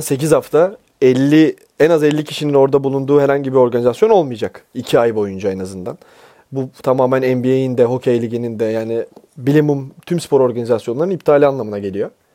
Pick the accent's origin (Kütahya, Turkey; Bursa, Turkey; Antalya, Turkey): Bursa, Turkey; now in Istanbul, Turkey; ben bir kurtarma operasyonuyla memleketime geri geldim